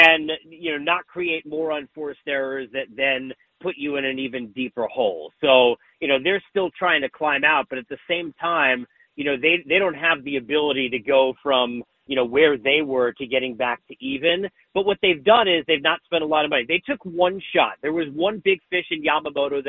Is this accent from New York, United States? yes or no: yes; New York, United States; I grew up in New York